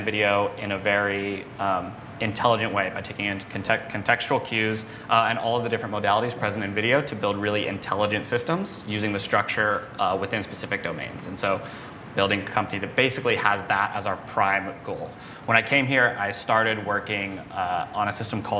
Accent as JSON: {"language": "English", "region": "New Mexico", "country": "United States", "tie": "born or raised there", "also_born_or_lived": "San Diego", "moved": "as an adult", "said": "I grew up in New Mexico, kind of in the middle of nowhere."}